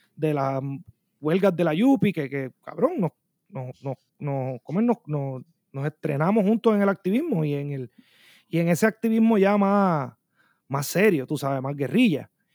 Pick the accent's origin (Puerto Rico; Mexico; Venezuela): Puerto Rico; Bayamón; now in Minneapolis, United States; yo vengo de Puerto Rico